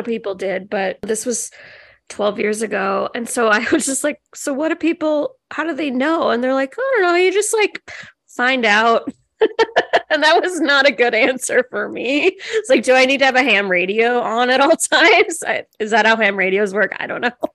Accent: Illinois, United States; moved away as an adult; now in Maryland, United States; I'm from Illinois and I lived there my whole life. I moved here when I was 26

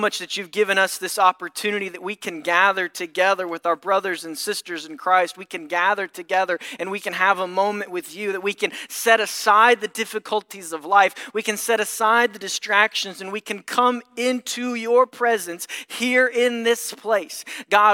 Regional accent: Mayfield, Kentucky, United States; moved away as an adult; also born or lived in Murray, Kentucky; now in St. Louis, United States; I'm originally from Kentucky, so this is a bit of a homecoming

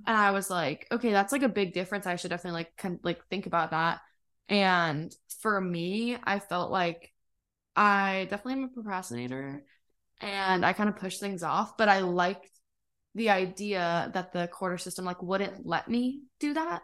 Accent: Lake Elsinore, California, United States; born or raised there; moved away as an adult

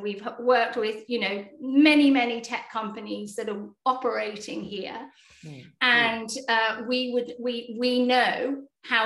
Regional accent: United Kingdom; accent: British; most of us are actually based in the UK

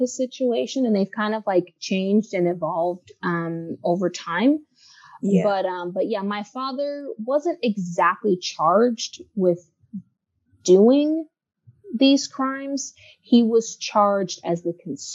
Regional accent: Los Angeles, California, United States; now in Washington, United States; when I say I'm home, I'm always talking about LA.

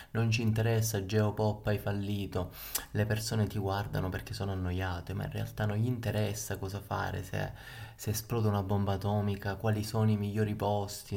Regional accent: Palermo, Sicily, Italy; now in Rome, Italy; vi sto parlando da Roma, comunque Roma capitale, ma io sono di Palermo

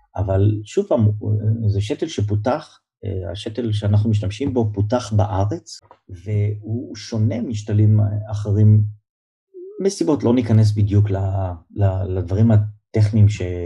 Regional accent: Givatayim, Tel Aviv District, Israel; also born or lived in Kiryat Ono; נולדתי אה, בארץ, אני גדלתי בגבעתיים ובקריית אונו

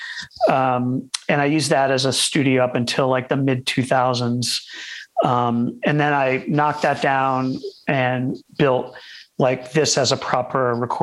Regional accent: Warwick, Rhode Island, United States; I grew up in Warwick, Rhode Island, which is, you know, it's about 15 minutes from Providence

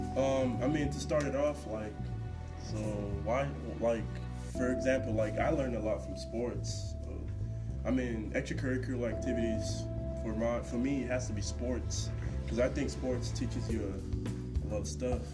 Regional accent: Houston, Texas, United States; now in Lindsborg, United States; I run track uh, from Texas, Houston, Texas

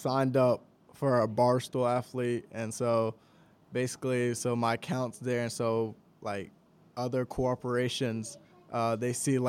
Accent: Columbia, South Carolina, United States; also born or lived in Houston; I'm from Columbia, South Carolina.

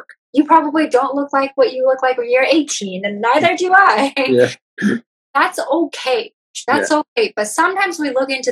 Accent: Toronto, Ontario, Canada; also born or lived in New York; now in Vancouver, Canada; I'm from Toronto and I lived in New York.

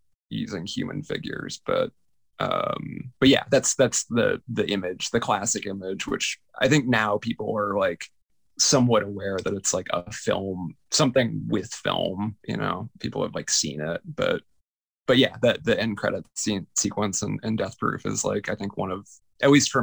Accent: Tampa, Florida, United States; I grew up in Tampa, Florida

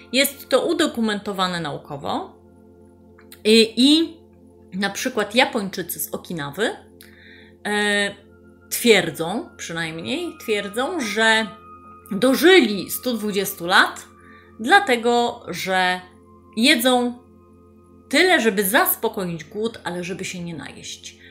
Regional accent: Gdańsk, Pomeranian Voivodeship, Poland; Ja jestem z Gdańska, y, z Przymorza, tu mieszkam, tu pracuję

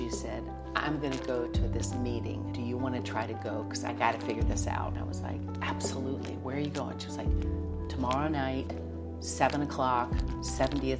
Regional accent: Nashville, Tennessee, United States; moved away; also born or lived in New York; I was born and raised in Nashville

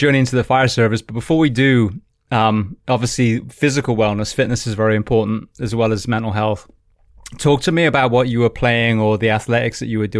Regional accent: England, United Kingdom; moved away; also born or lived in Anaheim; I always said the good thing about being English is there were so many British nicknames

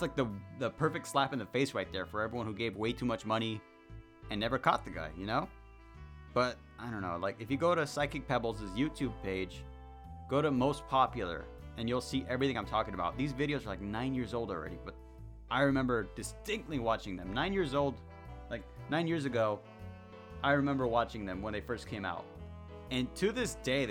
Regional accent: Mexico; accent: heavy accent; Sorry for my heavy accent, I guess. I just happen to be Mexican.

